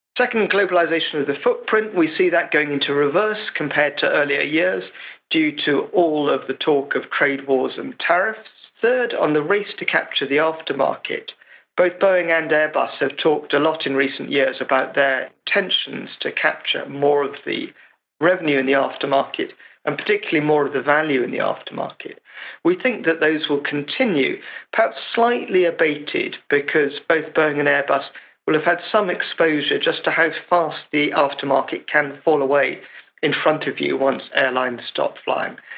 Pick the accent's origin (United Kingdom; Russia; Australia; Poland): United Kingdom; England; as an Englishman